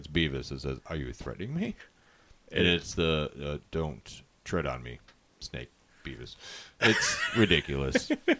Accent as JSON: {"language": "English", "country": "Ireland", "said": "I'm Irish. We don't even celebrate it. We don't."}